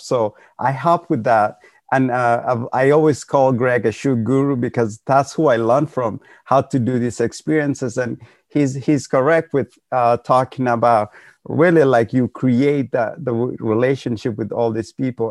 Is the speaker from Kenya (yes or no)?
yes; Kenya; moved away; we're all from Kenya